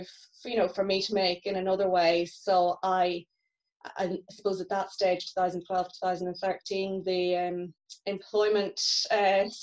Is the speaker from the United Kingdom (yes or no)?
yes; Northern Ireland, United Kingdom; moved away as an adult; also born or lived in Dublin; as you can probably tell from my accent, I'm from the north